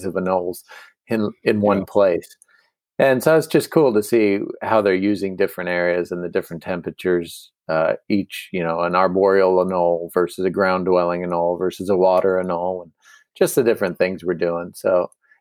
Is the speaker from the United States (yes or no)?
yes; United States; as an American